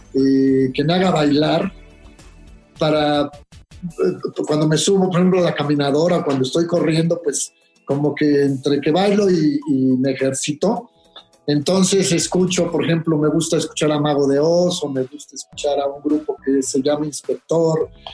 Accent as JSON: {"language": "Spanish", "country": "Mexico", "said": "como mexicanos"}